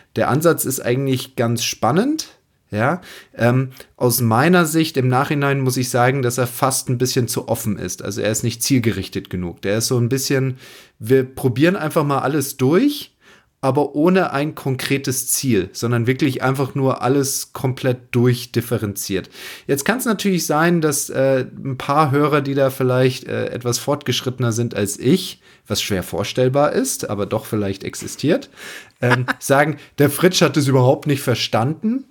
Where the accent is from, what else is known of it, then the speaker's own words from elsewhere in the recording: Wasserburger Land, east of Munich, Bavaria, Germany; Mein Heimatplatz Golfclub Pfaffing, Wasserburger Land, wo ich herkomme, im Münchner Osten